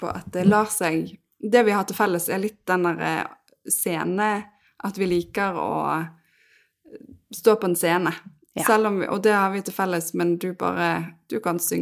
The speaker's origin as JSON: {"language": "Norwegian", "town": "Bergen", "region": "Vestland", "country": "Norway", "said": "Uh, jeg er fra Bergen. Mm. Høres ikke alltid sånn ut."}